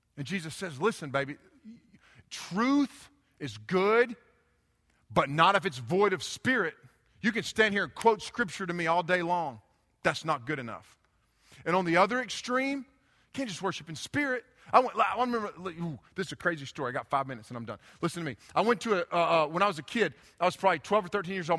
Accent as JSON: {"language": "English", "country": "United States", "tie": "born or raised there", "said": "I grew up in Haywood County"}